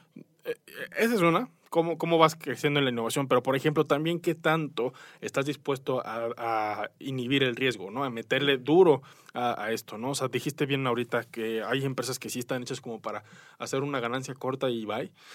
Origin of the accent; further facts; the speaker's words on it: Mexico; como mexicanos, como latinoamericanos